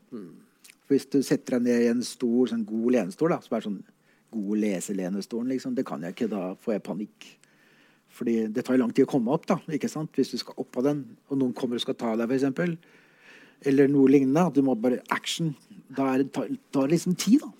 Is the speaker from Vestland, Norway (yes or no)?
no; Oslo, Norway; jeg kommer fra Veitvet, som er en relativt kjent eh, drabantby i Oslo